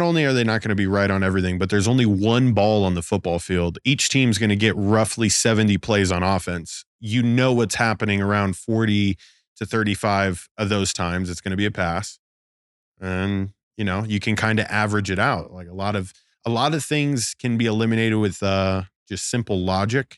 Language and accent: English; Las Vegas, Nevada, United States; growing up in Vegas